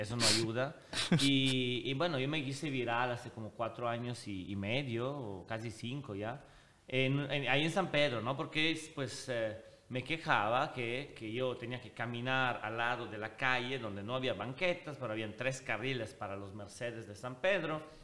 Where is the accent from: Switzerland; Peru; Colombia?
Switzerland; moved away as an adult; also born or lived in Italy (ancestry); now in Monterrey, Mexico; Suiza, que es donde yo crecí, pero de familia italiana, de papá italiano.